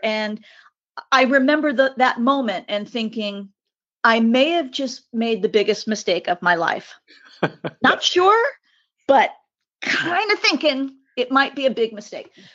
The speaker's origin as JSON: {"language": "English", "region": "California", "country": "United States", "tie": "born or raised there", "also_born_or_lived": "Long Beach", "said": "an eighth generation native Californian"}